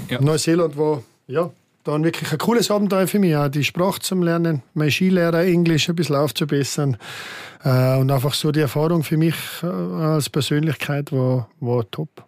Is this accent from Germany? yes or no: no; Austria; moved away as an adult; now in Switzerland; mein enger Freundeskreis um meinen Heimatort herum, der ist immer noch mm, bestehend